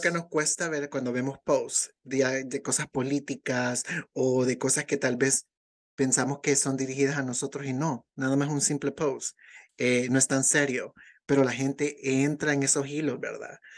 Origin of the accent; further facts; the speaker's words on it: El Salvador; now in United States; en El Salvador todavía vivimos